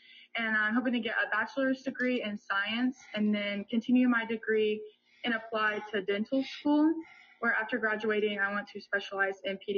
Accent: Union County, Illinois, United States; I also recently was crowned Miss Union County, which is a pageant title here in my hometown

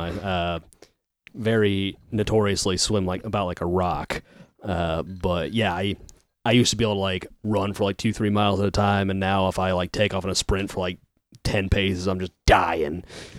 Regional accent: Fort Wayne, Indiana, United States; I'm fine living here. Like, if I want to go somewhere else, I'll just go. Like, there's other cities around here that I wouldn't mind living

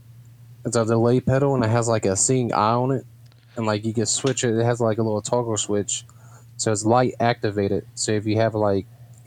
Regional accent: West Virginia, United States; from here in my home state in Morgantown.

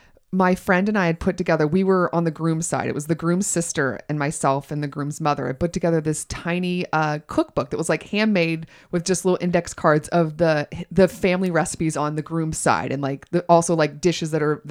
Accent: the South, United States; I'm from the South.

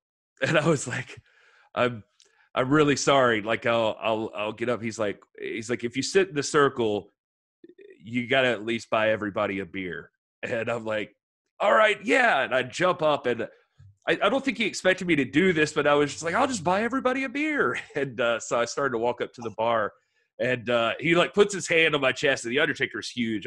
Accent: Georgia, United States; moved away; I grew up in Georgia originally

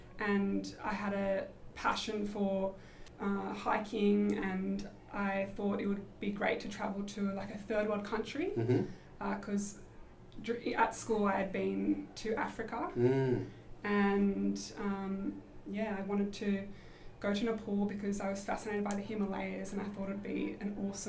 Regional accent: Australia; I had one other Australian girl who was living with me.

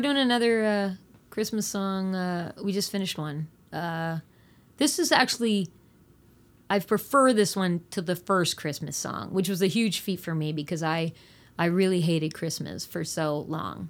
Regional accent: New Brunswick, Canada; I grew up in New Brunswick

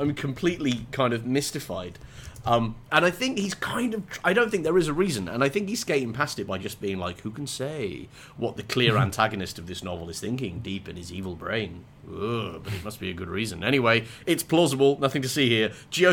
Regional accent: West Midlands, United Kingdom; I am an Englishman from the West Midlands

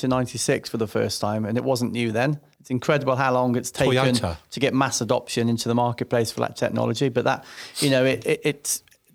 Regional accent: West Midlands, United Kingdom; I come from West Midlands, and they sound slightly different.

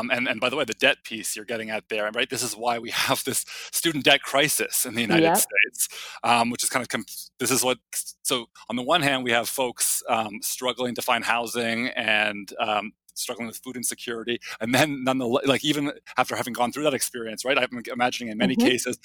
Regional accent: Canada; also born or lived in Toronto; I'm Canadian

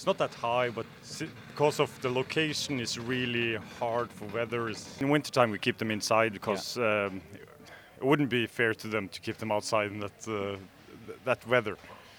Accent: Norway; born or raised there; English is a second language

